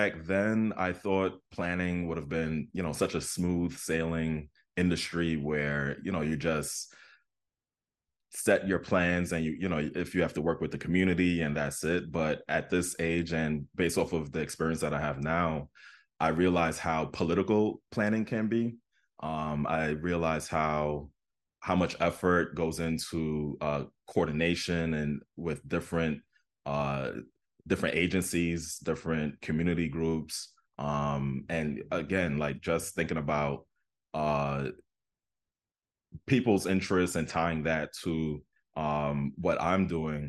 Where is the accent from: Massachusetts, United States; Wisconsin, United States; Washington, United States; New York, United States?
New York, United States; Queens; I grew up in Southeastern Queens, and just the traveling from Southeastern Queens to Manhattan